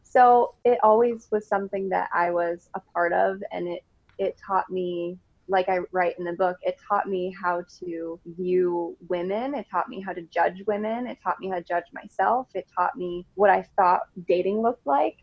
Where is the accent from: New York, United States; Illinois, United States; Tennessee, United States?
Illinois, United States; Rockford; also born or lived in Arizona / Colorado; I am from Rockford, Illinois. So it's just like 90 miles outside of Chicago. And I was born and raised here.